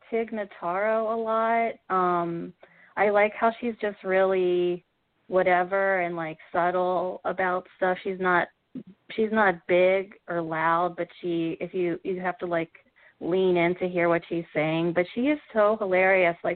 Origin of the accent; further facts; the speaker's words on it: Midwest, United States; growing up in the Midwest, especially, um, you're kind of like you.